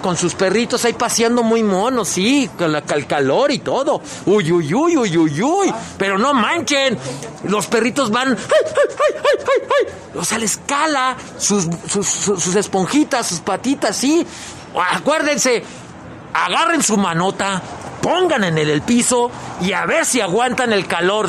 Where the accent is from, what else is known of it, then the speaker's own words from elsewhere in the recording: León, Guanajuato, Mexico; como leoneses, como mexicanos